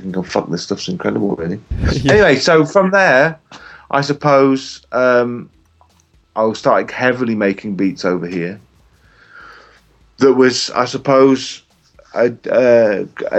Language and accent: English; England, United Kingdom; accent: English; moved away as an adult; now in South Africa; As you can probably tell by my accent, I'm English.